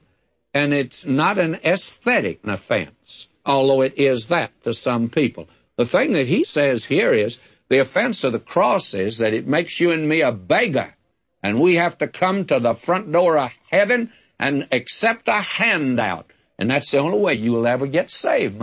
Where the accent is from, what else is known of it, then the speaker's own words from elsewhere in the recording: the South, United States; I was brought up in the South